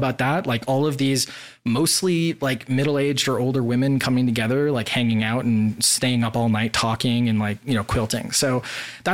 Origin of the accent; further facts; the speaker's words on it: Wisconsin, United States; moved away as an adult; also born or lived in Washington, D.C. / Boston; now in Puerto Rico; I grew up in Wisconsin, and then after school, I moved to D.C.